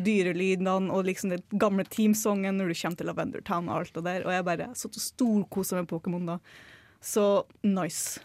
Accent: Northern Norway, Norway; moved away; Så jeg bare har vært hjemme oppe i nord, hjemplassen min

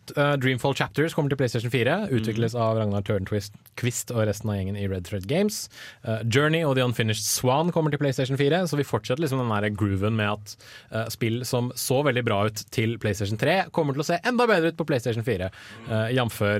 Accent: Sandvika, Akershus, Norway; now in Trondheim, Norway; har jeg jobbet en del i sommer i en lokal matvarebutikk der jeg er fra, i Sandvika.

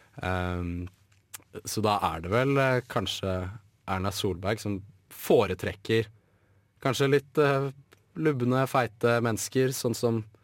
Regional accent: Brønnøysund, Nordland, Norway; jeg kommer fra Brønnøysund

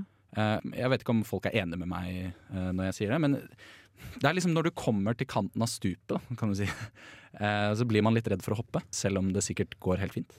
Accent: Bærum, Akershus, Norway; now in Trondheim, Norway; Vi er fra Bærum

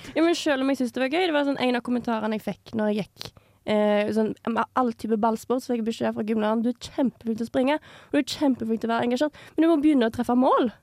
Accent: Sveio, Vestland, Norway; also born or lived in Haugesund; jeg er født i Haugesund, og så er jeg oppvokst i Sveio

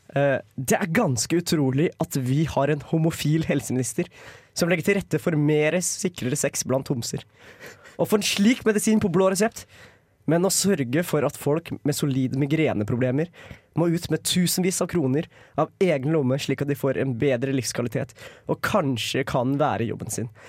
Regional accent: Lillehammer, Innlandet, Norway; som stolt lillehamring

